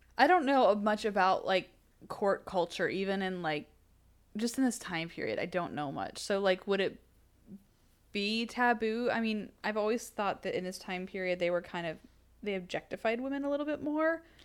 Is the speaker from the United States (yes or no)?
yes; the South, United States; we're from the South.